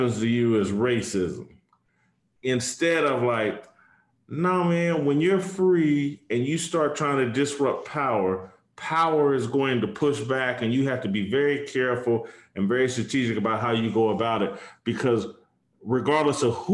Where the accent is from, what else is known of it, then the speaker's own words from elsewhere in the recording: Indianapolis, Indiana, United States; my hometown, in Indianapolis